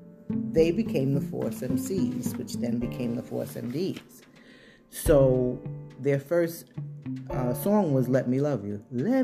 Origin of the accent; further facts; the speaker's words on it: New York City, New York, United States; we all grew up together. We went to school together, elementary school. We grew up on Staten Island in Manners Harbor.